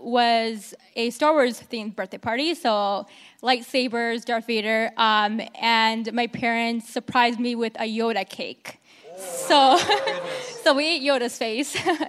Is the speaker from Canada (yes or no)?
yes; Stoney Creek, Ontario, Canada; I grew up in Ontario in a small town called Stony Creek.